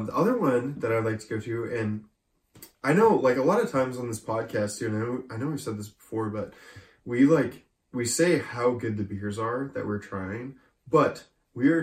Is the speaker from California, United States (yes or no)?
yes; Sacramento, California, United States; where we're from the Sacramento area